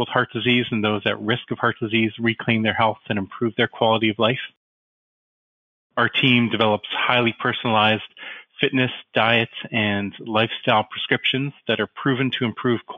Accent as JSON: {"language": "English", "town": "Winnipeg", "region": "Manitoba", "country": "Canada", "also_born_or_lived": "Toronto / Edmonton / London, Ontario", "moved": "as an adult", "lives_now": "Vancouver, Canada", "said": "I'm from Winnipeg originally"}